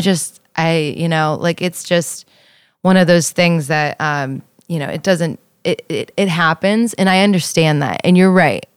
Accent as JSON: {"language": "English", "town": "Youngstown", "region": "Ohio", "country": "United States", "said": "I'm from Youngstown"}